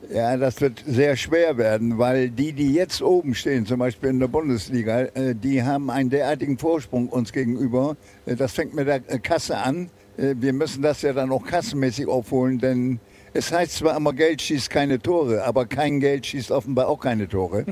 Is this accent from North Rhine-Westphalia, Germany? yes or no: no; Bremen, Germany; moved away; also born or lived in Argentina / Uruguay; bin ich Bremer